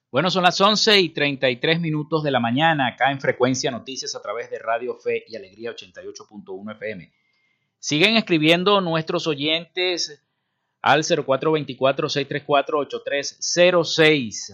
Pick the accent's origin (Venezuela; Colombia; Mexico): Venezuela; Así somos los venezolanos